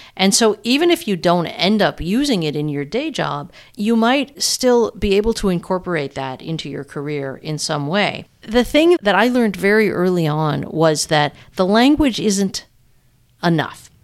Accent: United States; moved away as an adult; now in Toronto, Canada; I'm an American who ended up moving to Toronto twenty years ago

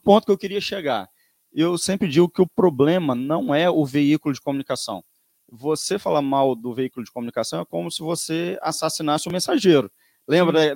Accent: Vitória, Espírito Santo, Brazil; moved away as an adult; now in Domingos Martins, Brazil; eu sou de Vitória, é, fui nascido e criado em Vitória

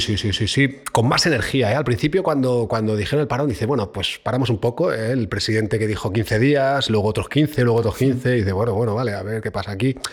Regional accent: Barcelona, Catalonia, Spain; moved away as an adult; now in Madrid, Spain; Barcelona, eh, donde yo nací

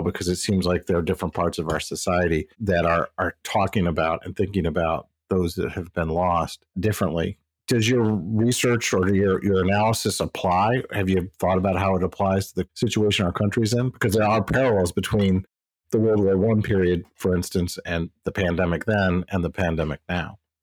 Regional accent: Midwest, United States; moved away as an adult; now in East Coast, United States; I'm from the Midwest so I've chosen to live on the east coast most of my adult life

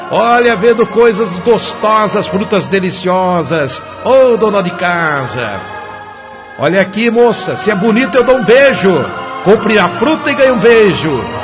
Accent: São Paulo, Brazil; Hoje eu tenho 47 anos. Eu sou de São Paulo mesmo.

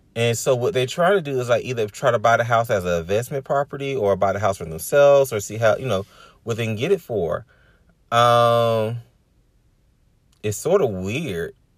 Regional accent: Decatur, Georgia, United States; I'm from Decatur, so my goal is not to actually live within the city limits of, um, Decatur or Atlanta metropolitan area

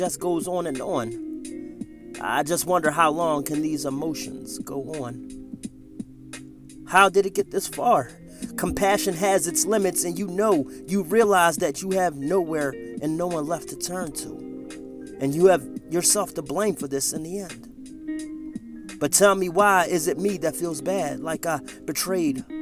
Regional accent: Philadelphia, Pennsylvania, United States; moved away; I grew up in the big city, And I always dreamed that I'd live somewhere other than my hometown of Philadelphia

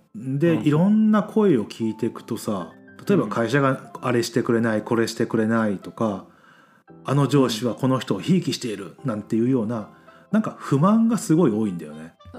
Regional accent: Mie, Japan; 俺らだってさ、三重県出身じゃん

